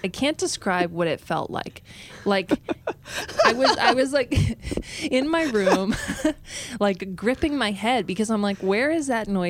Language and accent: English; United States; I am American. Yeah, exactly. Sound like I'm from the Midwest, you know, but it was just a really strange thing.